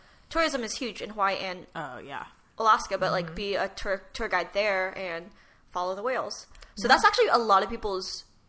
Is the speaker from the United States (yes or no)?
no; Philippines; I am Filipino.